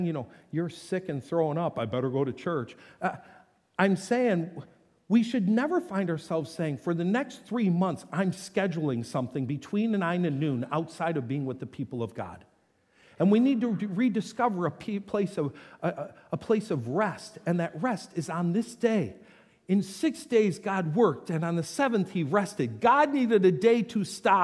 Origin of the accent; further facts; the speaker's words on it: North Tonawanda, New York, United States; moved away; Both those homes growing up in North Tonawanda